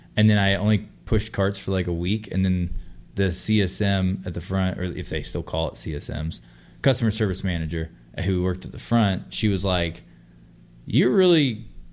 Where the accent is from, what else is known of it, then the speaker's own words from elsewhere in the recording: Texas, United States; I'm from Texas